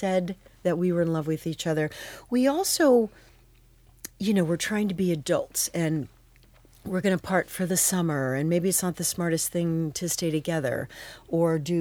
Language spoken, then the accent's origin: English; Phoenix, Arizona, United States; moved away as an adult; also born or lived in Manhattan; I grew up in Phoenix